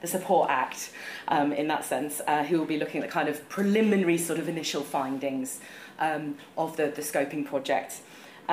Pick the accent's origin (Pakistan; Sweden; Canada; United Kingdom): United Kingdom; England; I'm from a northern post-industrial town like Ben